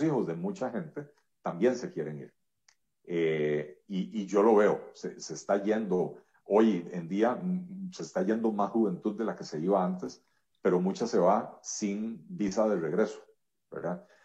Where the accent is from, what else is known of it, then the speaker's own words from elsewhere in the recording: Costa Rica; yo soy un, ciudadano costarricense tremendamente agradecido con este país. Este país acogió a mis abuelos hace un poco más de 90 años